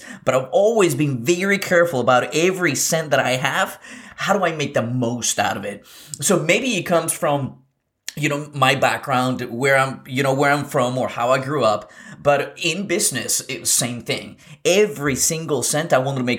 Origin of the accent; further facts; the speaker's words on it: Lima, Peru; moved away; I was born in South America. I was born in Lima, Peru.